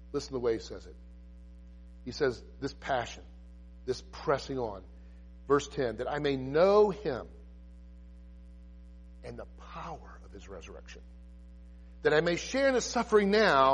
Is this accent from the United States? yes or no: yes; United States; I love our homeland. I'm an American